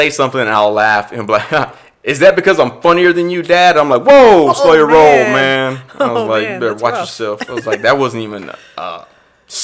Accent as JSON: {"language": "English", "town": "Austin", "region": "Texas", "country": "United States", "tie": "born or raised there", "said": "growing up in East Austin, there's a bunch of Hispanic community"}